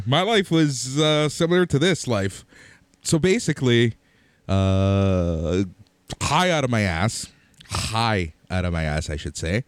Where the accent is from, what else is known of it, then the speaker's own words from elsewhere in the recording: Toronto, Ontario, Canada; we are from Toronto